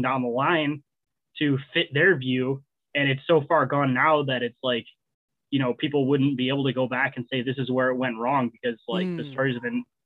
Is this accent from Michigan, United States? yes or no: yes; Michigan, United States; I'm from Michigan